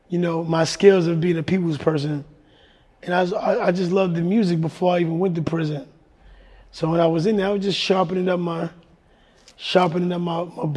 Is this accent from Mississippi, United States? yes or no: no; New York City, New York, United States; moved away as an adult; also born or lived in Ohio; growing up in the Bronx